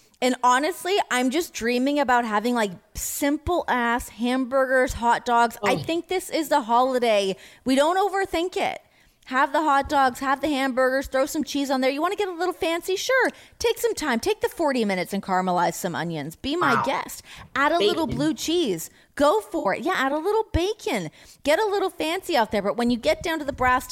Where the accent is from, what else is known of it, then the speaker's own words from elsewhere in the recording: Canada; now in United States; I'm an American now. I get to ride that fence as a Canadian and an American